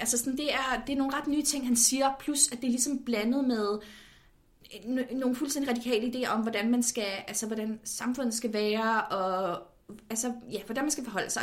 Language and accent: Danish; Copenhagen, Capital Region of Denmark, Denmark; jeg er født og opvokset i København